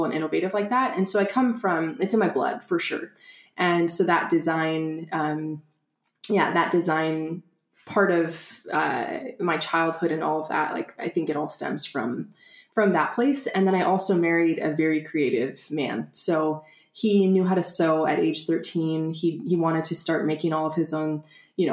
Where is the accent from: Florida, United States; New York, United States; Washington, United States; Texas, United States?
Washington, United States; Spokane; moved away as an adult; also born or lived in Long Beach, California; I'm originally from Spokane, Washington, but had gone to school in Southern California, and ended up moving back to Spokane from Long Beach